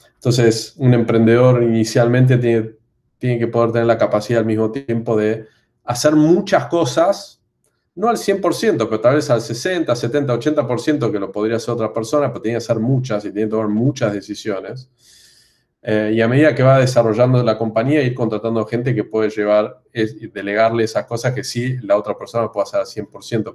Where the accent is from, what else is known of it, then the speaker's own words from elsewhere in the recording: Argentina; moved away as an adult; now in Brazil; siendo argentino, habiendo vivido en Argentina 30 años